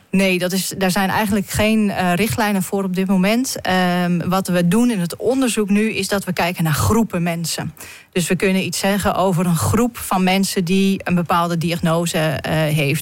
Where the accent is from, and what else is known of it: Netherlands